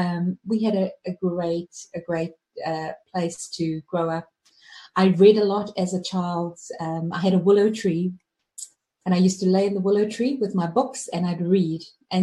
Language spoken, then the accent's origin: English; Johannesburg, Gauteng, South Africa; Well, the time when I was in South Africa growing up, it was beautiful.